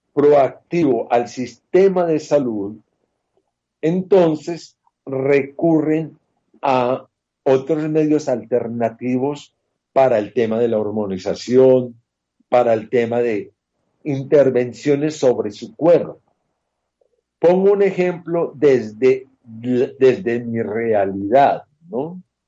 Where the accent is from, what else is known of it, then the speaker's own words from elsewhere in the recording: Colombia; mi tierra colombiana